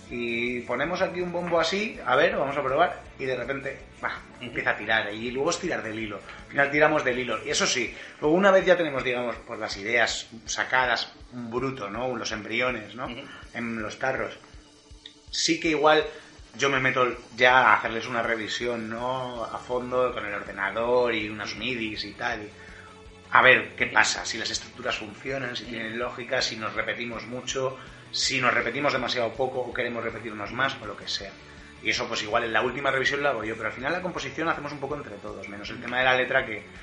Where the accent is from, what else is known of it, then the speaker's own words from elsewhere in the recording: Madrid, Community of Madrid, Spain; soy, vivo vivido en Madrid toda la vida, soy madrileño.